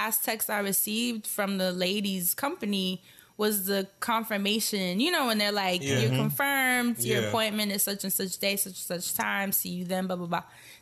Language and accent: English; New York, United States; moved away as an adult; now in Portland, United States; I come from New York